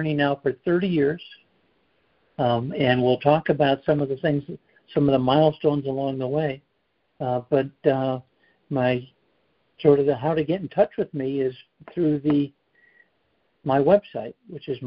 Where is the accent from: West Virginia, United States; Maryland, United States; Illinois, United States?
Illinois, United States; Chicago; moved away as an adult; also born or lived in Colorado / North Carolina; now in South Carolina, United States; I grew up in the Chicago area